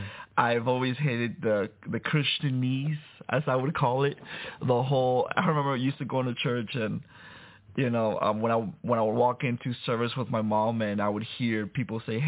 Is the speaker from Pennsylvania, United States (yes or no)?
no; Miami, Florida, United States; also born or lived in Santo Domingo, Dominican Republic; I was born in Santo Domingo, Dominican Republic, but raised in Miami